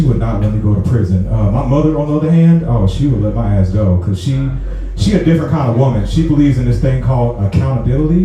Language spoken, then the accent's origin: English; St. Louis, Missouri, United States; moved away as an adult; now in Atlanta, United States; I'm from St. Louis